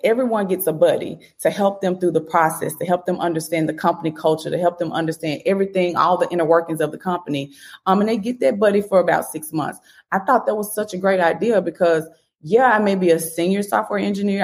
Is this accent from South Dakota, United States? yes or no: no; Memphis, Tennessee, United States; I'm from Memphis